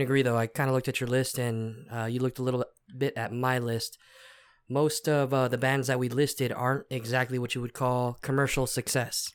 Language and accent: English; Texas, United States; we're from Texas